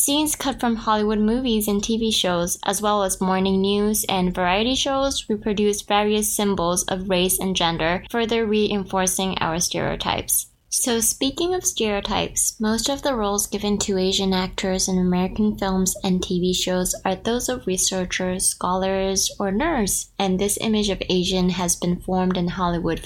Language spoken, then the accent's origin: English; Japan; moved away as an adult; now in Toronto, Canada; I'm from Japan